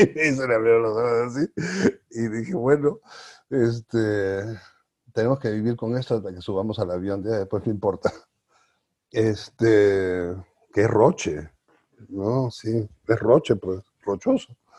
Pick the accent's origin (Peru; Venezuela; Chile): Peru; also born or lived in Arequipa, Peru; now in Mexico; somos o no somos los peruanos iguales ante la ley